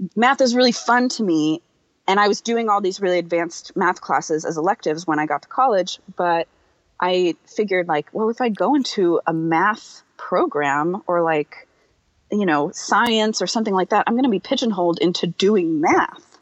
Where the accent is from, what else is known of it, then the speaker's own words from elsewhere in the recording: New Bern, North Carolina, United States; I am from a small town in the south. Um, it's called New Bern. It's in North Carolina